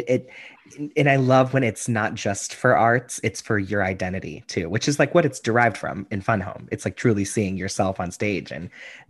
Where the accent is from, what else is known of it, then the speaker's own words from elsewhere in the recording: Pittsburgh, Pennsylvania, United States; we saw it in Pittsburgh when it was like my hometown shows